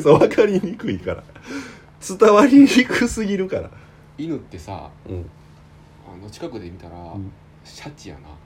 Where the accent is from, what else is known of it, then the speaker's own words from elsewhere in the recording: Hannan, Osaka, Japan; ハンナム市出身っていうとこでね、大阪出身。